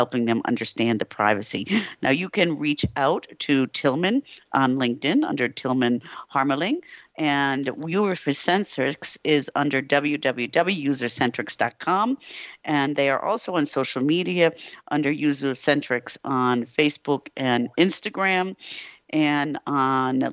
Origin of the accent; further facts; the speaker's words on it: United States; now in Europe; I'm an American living in Europe